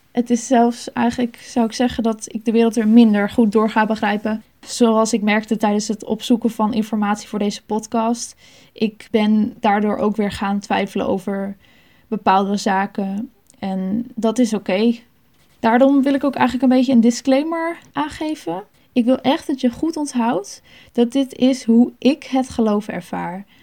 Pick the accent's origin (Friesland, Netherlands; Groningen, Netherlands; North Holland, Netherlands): Friesland, Netherlands; Sneek; Ik ben opgegroeid in de Baptistengemeente in Sneek.